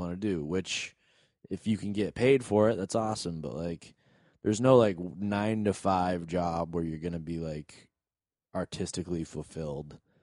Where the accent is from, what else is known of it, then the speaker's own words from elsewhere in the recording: New England, United States; moved away; We're all from New England.